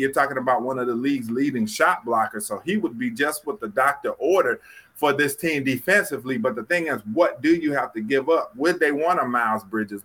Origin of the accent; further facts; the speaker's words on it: North Carolina, United States; I'm from North Carolina.